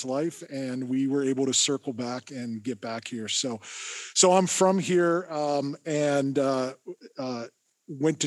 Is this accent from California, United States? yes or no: no; Erie, Pennsylvania, United States; I grew up in Erie, so I'm an Erieite, and Graduated from Fairview High School